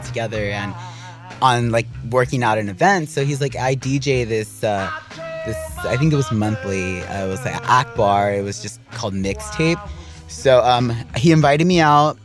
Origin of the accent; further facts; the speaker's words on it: East Los Angeles, California, United States; I grew up in East